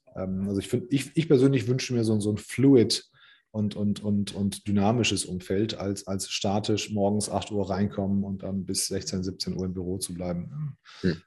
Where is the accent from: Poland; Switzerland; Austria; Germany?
Germany; ich bin zwar hier geboren